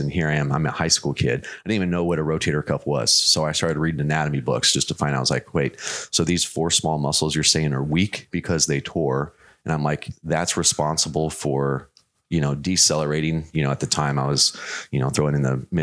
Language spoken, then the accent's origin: English; Arizona, United States; I grew up out in Arizona